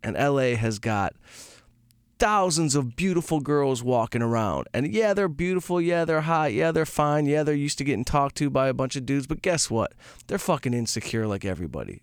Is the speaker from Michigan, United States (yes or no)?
yes; outside Detroit, Michigan, United States; moved away; I grew up outside Detroit